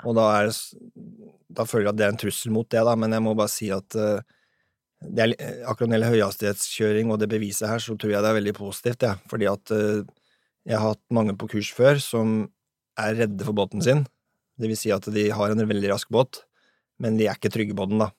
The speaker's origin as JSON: {"language": "Norwegian", "town": "Sandefjord", "region": "Vestfold", "country": "Norway", "said": "hjemme i Sandfjordsfjorden"}